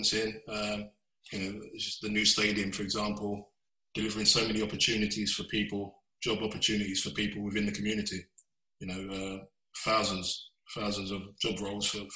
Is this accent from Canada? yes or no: no; London, United Kingdom; I grew up in Bow in East London